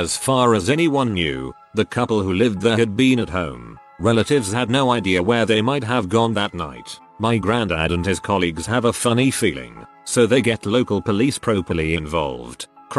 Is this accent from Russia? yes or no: yes; Russia; Similar story from my growing up in Russia, sort of big town, had a university nearby as well.